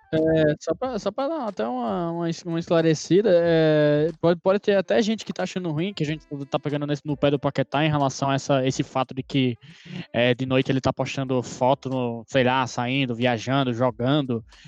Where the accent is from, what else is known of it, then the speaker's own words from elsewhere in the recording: Brazil; eu sou brasileiro